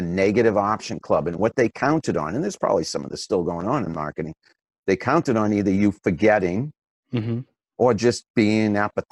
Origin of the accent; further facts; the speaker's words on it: Franklin, Massachusetts, United States; in Franklin, Massachusetts, where I grew up